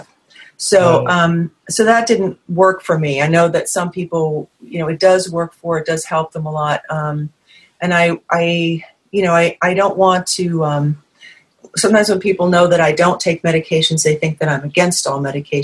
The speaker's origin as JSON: {"language": "English", "region": "New England", "country": "United States", "moved": "yes", "said": "I'm from New England originally"}